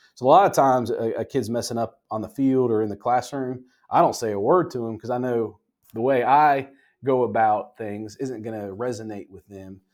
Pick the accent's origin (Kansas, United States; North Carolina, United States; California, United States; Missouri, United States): North Carolina, United States; Cary; from this area in general, the Cary Raleigh area, kind of like Cleveland, an unincorporated area